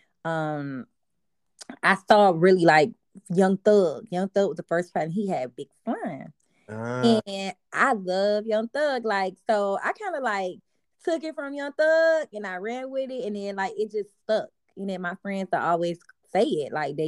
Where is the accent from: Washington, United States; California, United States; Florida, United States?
Florida, United States; Miami; also born or lived in Carol City / Liberty City / Miramar / Broward County; I done lived all over Miami.